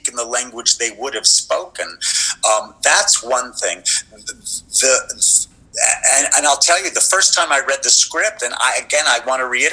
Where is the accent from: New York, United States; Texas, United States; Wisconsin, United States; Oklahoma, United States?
Texas, United States; Lubbock; moved away; I grew up in Lubbock, Texas